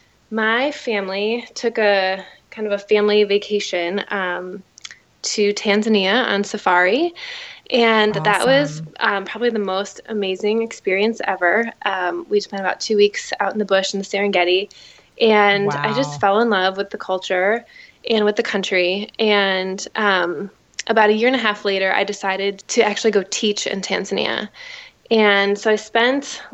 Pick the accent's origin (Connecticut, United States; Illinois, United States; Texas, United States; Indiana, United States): Illinois, United States; Chicago; I am from Chicago. I grew up in the suburbs. And I've really always lived here in Chicago